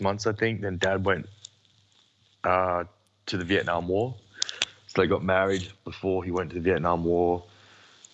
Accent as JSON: {"language": "English", "town": "Brisbane", "region": "Queensland", "country": "Australia", "tie": "born or raised there", "also_born_or_lived": "Perth, Western Australia", "said": "I was born in Perth, Western Australia, where I spent my first year of my life. Then I moved to Brisbane with my family."}